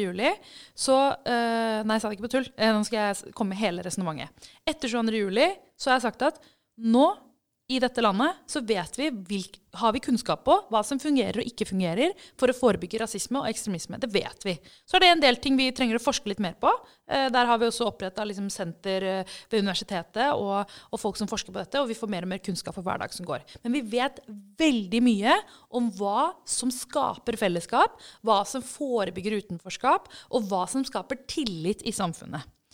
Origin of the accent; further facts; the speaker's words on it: Oslo, Norway; da jeg vokste opp, så eh, kom jeg fra Groruddalen